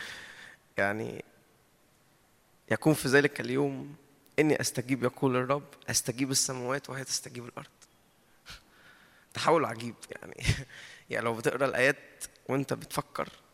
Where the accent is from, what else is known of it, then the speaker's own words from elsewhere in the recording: Egypt; احنا اتربينا في مصر وطلعنا في مصر